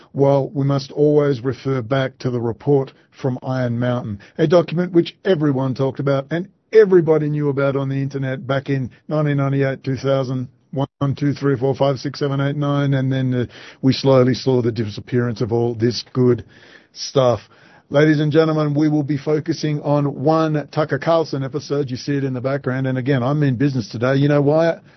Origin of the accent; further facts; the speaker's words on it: Perth, Western Australia, Australia; moved away; in my hometown, we're overrun